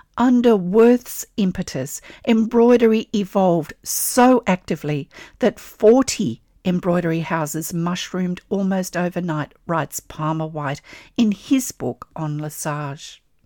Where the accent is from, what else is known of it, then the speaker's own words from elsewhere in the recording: Australia; I'm an Australian textile artist